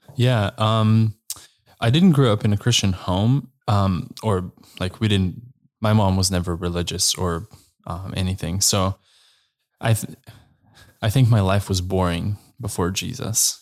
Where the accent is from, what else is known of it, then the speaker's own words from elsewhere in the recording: Slovenia; I am from Slovenia